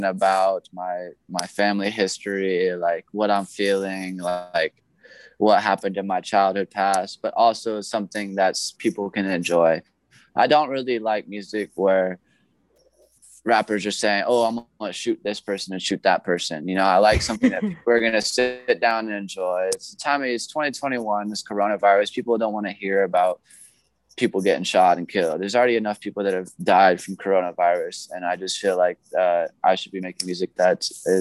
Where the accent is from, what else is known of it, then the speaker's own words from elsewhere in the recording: Junction City, Ohio, United States; also born or lived in Cleveland, Ohio / Oregon; I'm from Junction City, Ohio